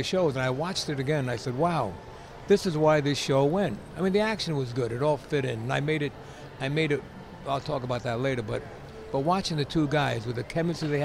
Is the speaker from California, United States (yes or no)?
no; New York, United States; when I was a kid growing up in New York.